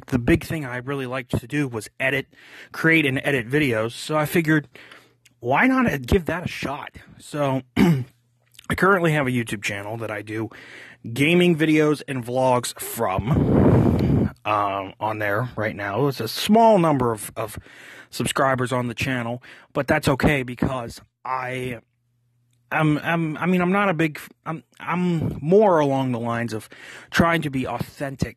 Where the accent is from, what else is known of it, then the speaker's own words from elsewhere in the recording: Pittsburgh, Pennsylvania, United States; I'm originally from Pittsburgh